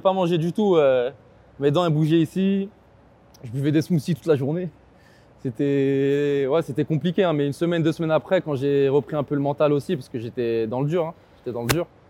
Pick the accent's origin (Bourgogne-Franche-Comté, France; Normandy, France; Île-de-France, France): Île-de-France, France; Argenteuil; je viens d'Argenteuil